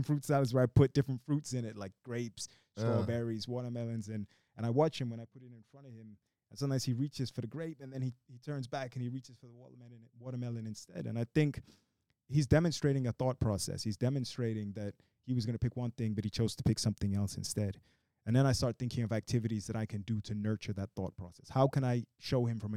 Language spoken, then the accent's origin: English; Brazil; I was born in Brazil. My mother's Brazilian